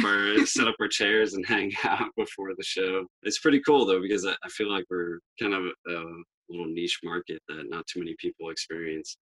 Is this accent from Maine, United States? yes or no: yes; Maine, United States; We're actually from Maine